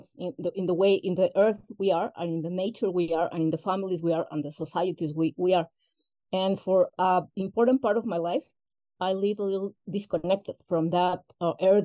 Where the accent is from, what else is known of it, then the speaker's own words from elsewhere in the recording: Mexico; first language Spanish; English is a second language; I'm Mexican, okay. Born and raised.